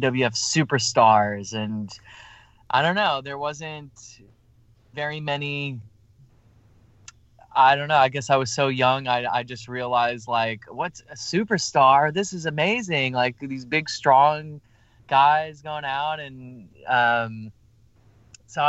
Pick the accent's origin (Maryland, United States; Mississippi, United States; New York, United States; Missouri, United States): New York, United States; moved away; I'm originally from New York